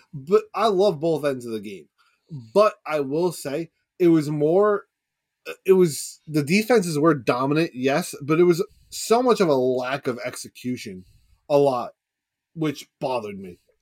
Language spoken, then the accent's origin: English; New York, United States; we grew up in New York